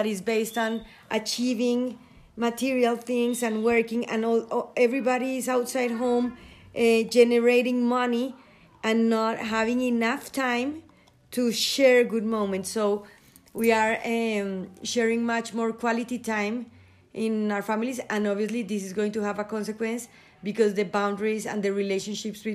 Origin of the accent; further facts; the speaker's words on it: Colombia; I am from Colombia and I live here.